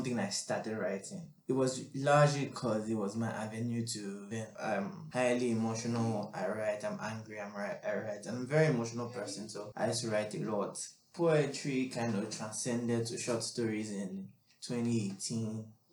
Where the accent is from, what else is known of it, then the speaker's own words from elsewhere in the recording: Nigeria; moved away; also born or lived in Liberia; I grew up 15 years in Nigeria